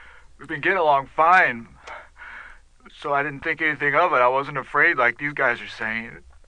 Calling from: Wauwatosa, Wisconsin, United States; I'm calling from Wauwatosa.

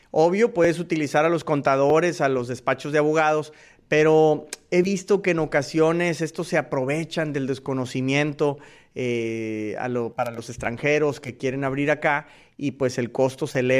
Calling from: Houston, Texas, United States; de US Marketer y los saludo desde Houston, Texas.

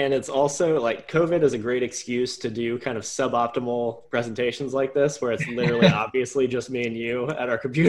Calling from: Richmond, Virginia, United States; We're calling in from Richmond, Virginia, so quick shout out to Hardywood.

